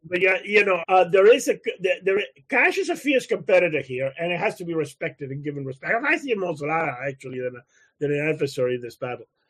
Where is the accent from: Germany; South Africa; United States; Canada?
Canada; I'm a Canadian